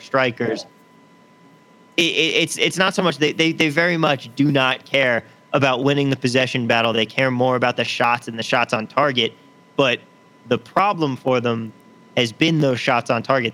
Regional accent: San Jose, California, United States; now in Las Vegas, United States; my hometown in uh, Cal- in San Jose, California

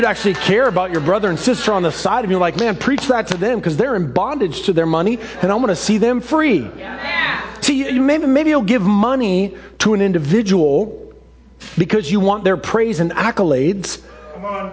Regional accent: Seattle, Washington, United States; The childhood home that I grew up in Ballard that was built in 1918

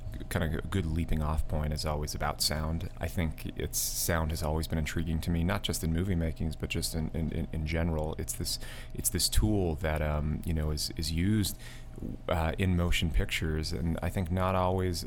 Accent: outside of New York, United States; now in New York City, United States; I grew up in outside of New York, in the country, and having lived in a place like New York City, an urban environment for the last decade now

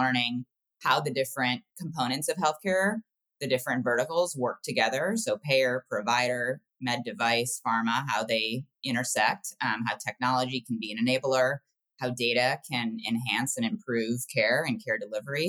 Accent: Ohio, United States; I grew up in the Midwest in Ohio

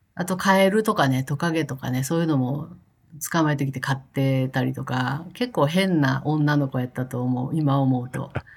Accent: Kakogawa, Hyogo, Japan; moved away as an adult; also born or lived in Kobe; now in United States; 生まれたのは神戸なんですよ。で、うん、えー、っと、うん、その後、引っ越しして育ったのは加古川って言って本当にあのもっと田舎の方です

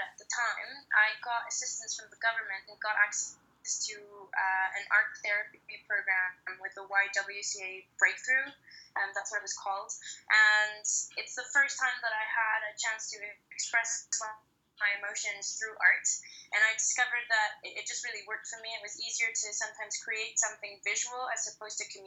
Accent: Mexico; moved away as an adult; I'm originally from Mexico, but I left about 12 years ago and have just been living in different countries since

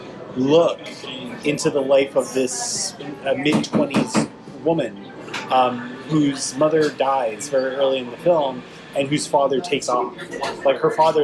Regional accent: Toronto, Ontario, Canada; here in my hometown of Toronto, Canada

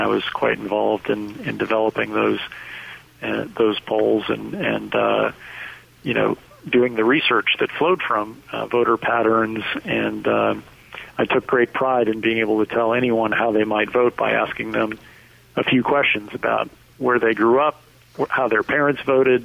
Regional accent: Minnesota, United States; moved away as an adult; now in Washington, United States; I was born and raised in Minnesota

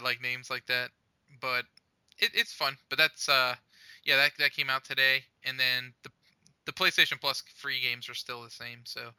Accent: New York, United States; accent: New York; at least I'm not going into my New York accent.

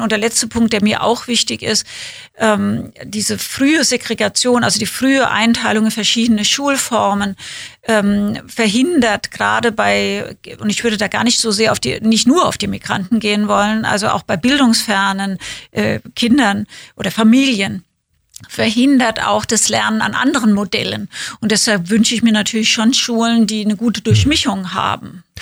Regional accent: Winnweiler, Rhineland-Palatinate, Germany; moved away; also born or lived in Kaiserslautern / Berlin; bin bei meiner Oma groß geworden in ja. Winnweiler, das ist ein Dorf daneben, aber ich bin in Kaiserslautern geboren

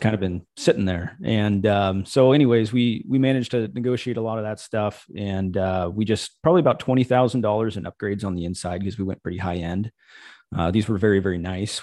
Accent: Missouri, United States; moved away; I grew up in Missouri

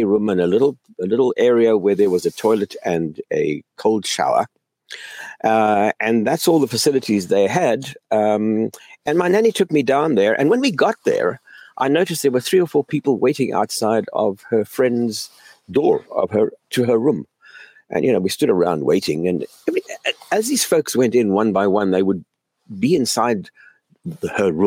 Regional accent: South Africa; moved away as an adult; also born or lived in Canada / Cape Town; now in United States; I grew up in South Africa during the height of apartheid

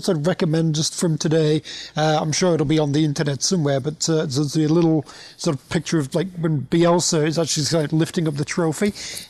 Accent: Leeds, Yorkshire and the Humber, United Kingdom; moved away; I was born in Leeds.

